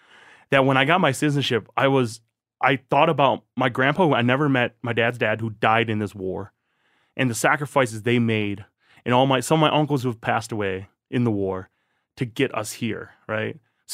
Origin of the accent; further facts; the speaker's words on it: Thailand; born there; I'm not considered a citizen of Thailand, you know, but I was born in Thailand. So I am.